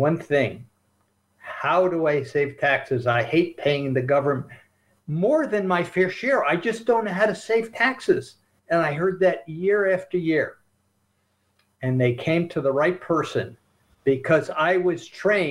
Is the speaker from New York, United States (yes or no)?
yes; Albany, New York, United States; I grew up in Albany, New York